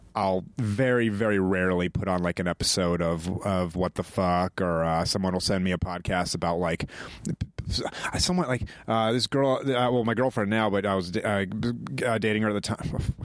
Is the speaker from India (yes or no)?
no; New Hampshire, United States; moved away; also born or lived in Georgia; I grew up in New Hampshire